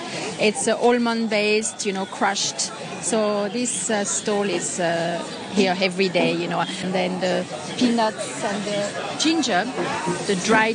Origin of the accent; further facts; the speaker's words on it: a town close to Vienne, Auvergne-Rhône-Alpes, France; moved away as an adult; now in Hong Kong; I'm not from Paris. I'm from a town, you know, close to Vienne.